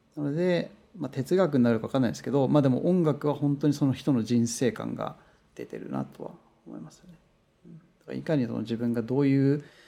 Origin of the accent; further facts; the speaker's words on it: Japan; first language Japanese; moved away as an adult; now in Los Angeles, United States; 僕は日本人で、こう言語は母国語はやっぱ日本語で英語は第二外国語なので